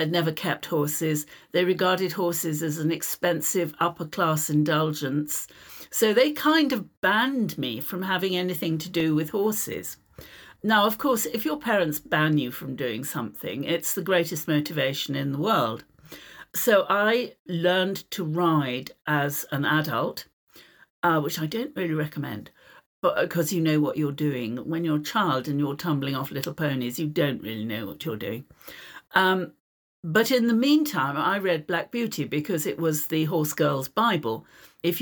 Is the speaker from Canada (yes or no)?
no; United Kingdom; I'm a British author